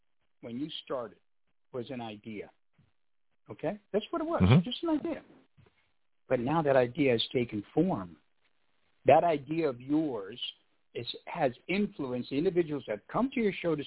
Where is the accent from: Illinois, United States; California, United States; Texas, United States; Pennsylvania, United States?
California, United States; Los Angeles; I'm from Hollywood. This is where we're brought up.